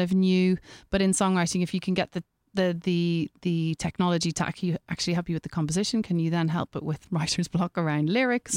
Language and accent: English; Ireland; being Irish